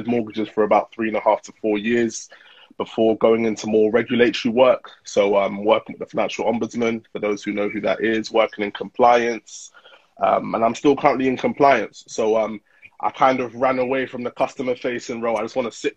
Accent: United Kingdom; born or raised there; also born or lived in Nigeria (ancestry)

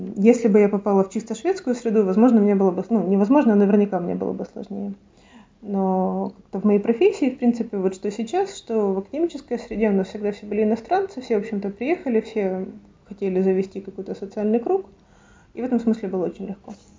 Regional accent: Kharkiv, Kharkiv Oblast, Ukraine; now in Stockholm, Sweden; я из Харькова

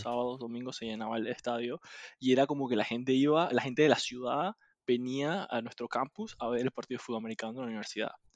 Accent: Panama; also born or lived in United States; uno no está acostumbrado como panameño

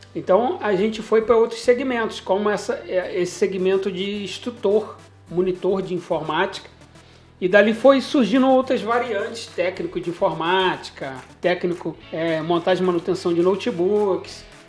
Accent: Nova Friburgo, Rio de Janeiro, Brazil; also born or lived in Cantagalo / Cordeiro; eu voltei para Nova Friburgo, inclusive a minha cidade natal, e estou aqui até hoje

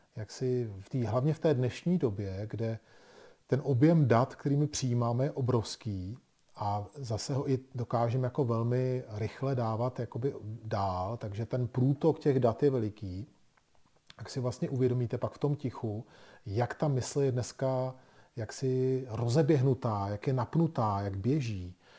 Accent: Bohemia, Czechia; my jsme se narodili v Čechách

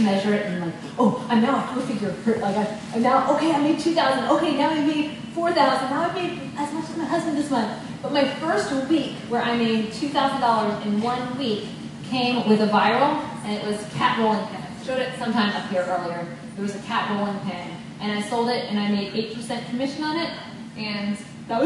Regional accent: Texas, United States; I'm from Texas

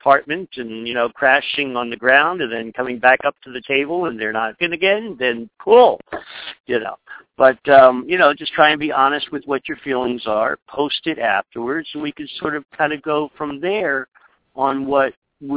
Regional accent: New York, United States; I'm just a New Yorker

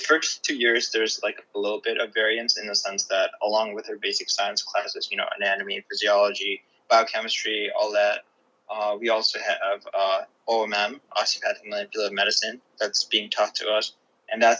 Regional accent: Gandhinagar, Gujarat, India; now in United States; I was born in Gandhinagar, Gujarat, which is like not a big city, you know, and I was really close to my uncle. We lived maybe 5 minutes apart.

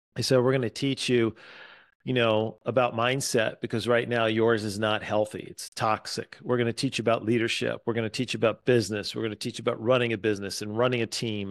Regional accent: East Coast, United States; moved away as an adult; also born or lived in Atlanta; now in Wisconsin, United States; I was born and raised on the East Coast

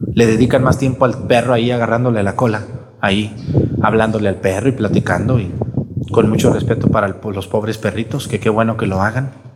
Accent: Mexticacán, Jalisco, Mexico; moved away; allá en mi pueblo, en mesticacán fui yo, cuando quiero descansar, pues voy a mi pueblo

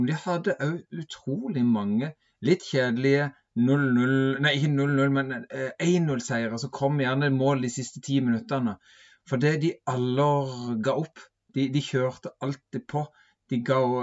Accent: Sørlandet, Southern Norway, Norway; jeg er jo fra Sørlandet

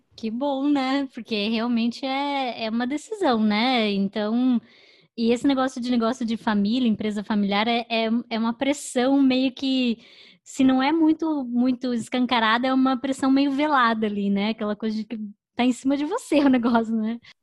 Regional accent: Curitiba, Paraná, Brazil; now in New York, United States; eu sou do sul, né? Eu sou de Curitiba

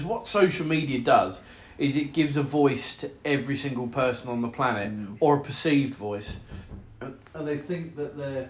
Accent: Haverhill, East of England, United Kingdom; the Haverhill News and Local Village page, because that's my hometown

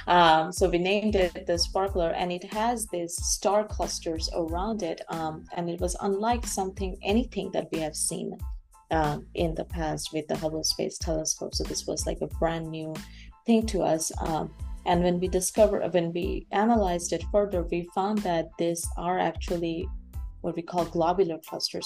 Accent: Bangladesh; moved away as an adult; also born or lived in United States; now in Canada; I am uh, born and raised in Bangladesh.

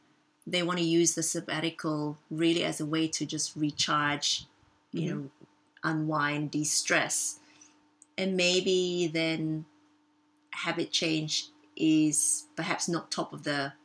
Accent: Australia; moved away as an adult; also born or lived in Czech Republic; now in Zurich, Switzerland; I've lived here in Zurich for close to 20 years. I am originally from Australia, and actually in the move from Australia to Europe or Switzerland

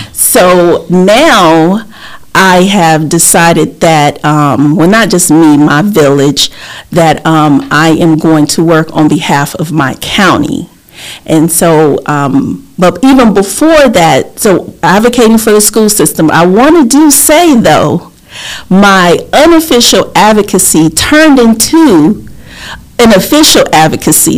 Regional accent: Lake City, Florida, United States; accent: southern; also born or lived in Port-au-Prince, Haiti / New York City; I was raised in Lake City, Florida.

